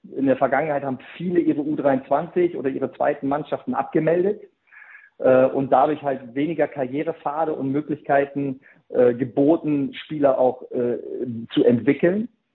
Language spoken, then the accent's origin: German; Germany; bei uns in Deutschland